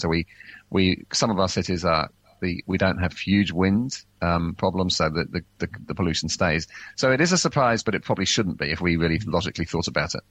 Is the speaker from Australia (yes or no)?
no; England, United Kingdom; now in New Zealand; I grew up in England